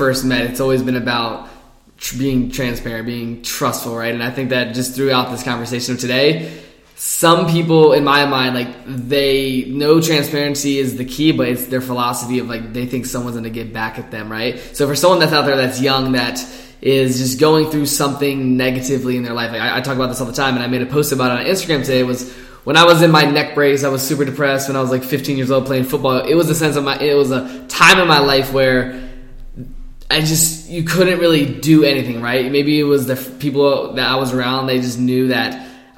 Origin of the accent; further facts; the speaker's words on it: Virginia, United States; growing up in Virginia, there's not an abundance of people that I ran into that were successful